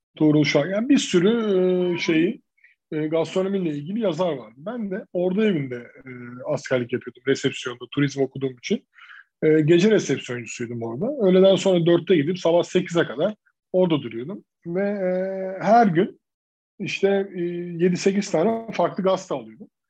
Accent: İzmir, Turkey; Ben de bunun içine doğdum 3 yaşındayken. E, ve hep burada büyüdük

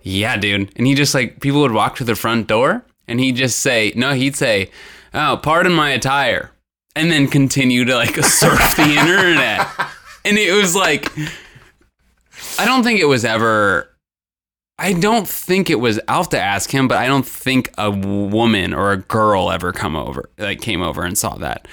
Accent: northern Indiana, United States; now in Cincinnati, United States; I'm from Indiana, like, northern

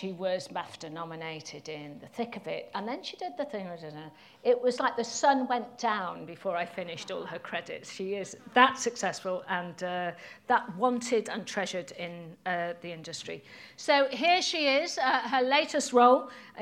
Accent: Denbigh, Wales, United Kingdom; we both grew up in Gogledd in the north and lived about 5 miles away from each other

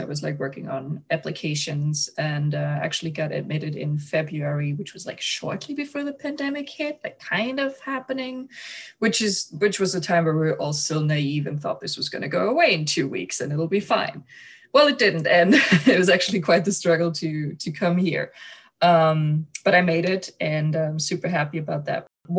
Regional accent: Germany; moved away as an adult; also born or lived in North Dakota; now in United States; I'm from Germany.

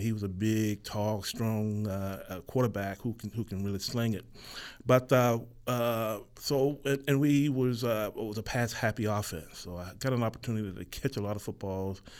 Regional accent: DeLand, Florida, United States; moved away as an adult; also born or lived in Utah; now in Winnipeg, Canada; as a young red-blooded American boy growing up in Florida

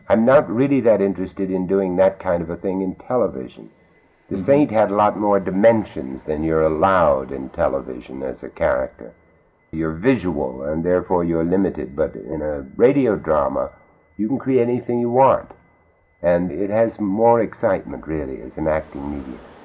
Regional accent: United States; also born or lived in London; I'm an American

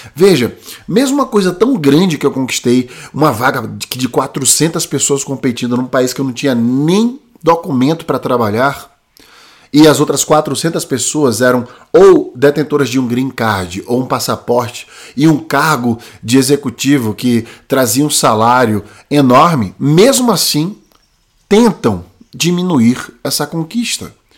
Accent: Brazil; moved away as an adult; also born or lived in China; a idade que eu saí do Brasil, 20 anos

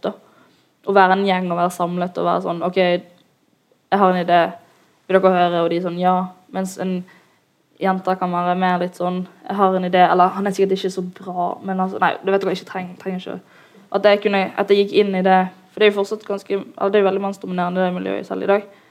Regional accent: Bergen, Vestland, Norway; jeg er en jente fra Loddefjord

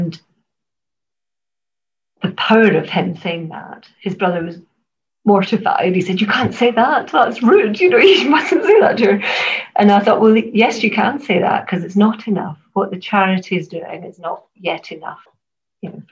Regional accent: Glasgow, Scotland, United Kingdom; Glasgow's my hometown

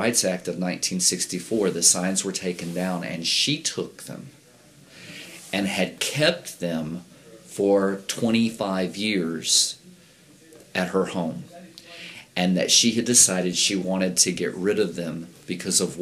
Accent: Bay City, Texas, United States; I grew up in Texas, in Bay City

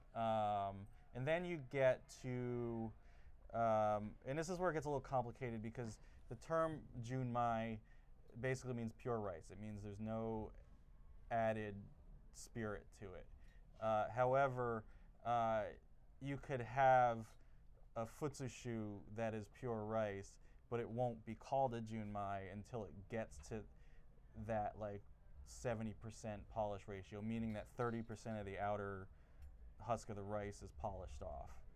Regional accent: New Jersey, United States; I'm originally from New Jersey

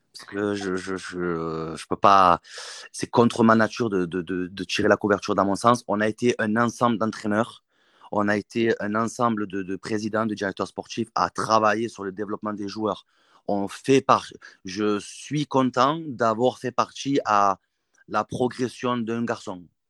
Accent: Marseille, Provence-Alpes-Côte d'Azur, France; en tant que Marseillais, entraîner à l'Olympique de Marseille

